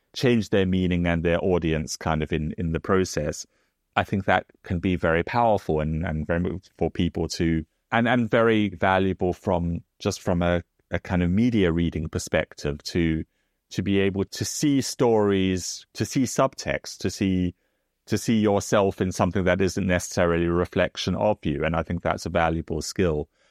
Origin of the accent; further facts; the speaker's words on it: South Africa; now in United Kingdom; as someone also comes from, you know, outside of Britain, because I come from South Africa